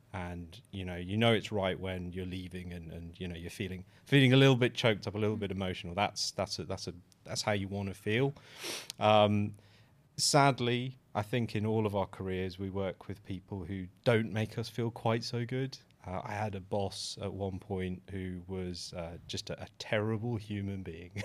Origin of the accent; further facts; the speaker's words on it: United Kingdom; a British born, uh, mixed race, cisgender male